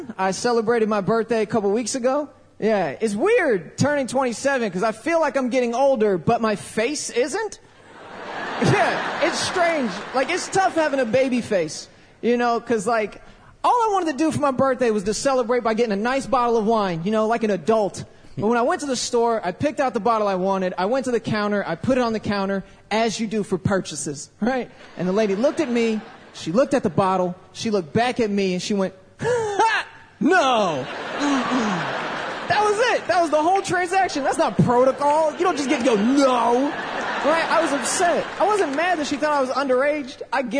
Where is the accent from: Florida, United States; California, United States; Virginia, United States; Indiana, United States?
Florida, United States; Tampa; from Tampa, Florida.